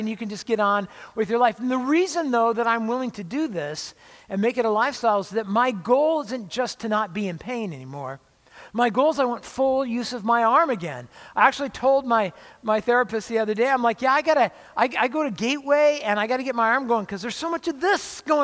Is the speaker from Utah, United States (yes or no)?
no; Orange County, California, United States; I grew up in Orange County near